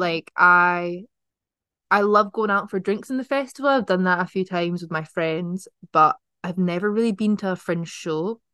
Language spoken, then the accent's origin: English; Edinburgh, Scotland, United Kingdom; also born or lived in Dundee; growing up in Edinburgh